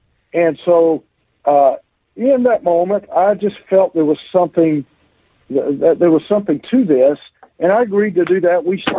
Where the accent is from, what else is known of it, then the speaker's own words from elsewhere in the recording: Deep South, United States; I was raised in the Deep South.